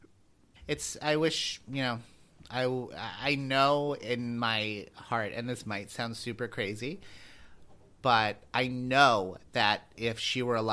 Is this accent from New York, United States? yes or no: yes; Long Island, New York, United States; I grew up on Long Island. Like, I grew up near New York City.